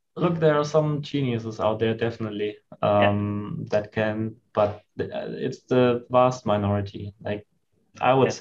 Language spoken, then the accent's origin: English; Germany; moved away as an adult; also born or lived in China; growing up in Germany